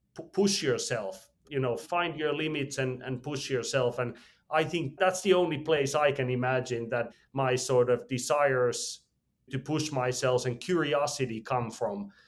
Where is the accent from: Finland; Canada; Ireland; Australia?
Finland; I was born in Finland, regular family